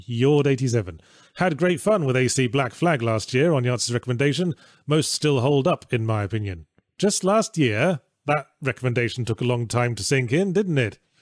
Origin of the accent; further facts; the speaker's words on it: England, United Kingdom; I grew up in England